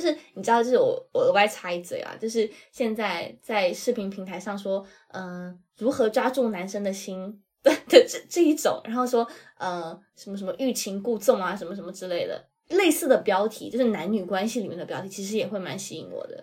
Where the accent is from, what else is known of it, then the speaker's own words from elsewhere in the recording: China; 我作为一个 大陆人